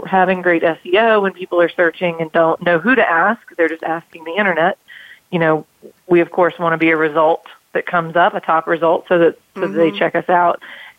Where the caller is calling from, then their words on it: Greenville, South Carolina, United States; I'm calling from Greenville, South Carolina.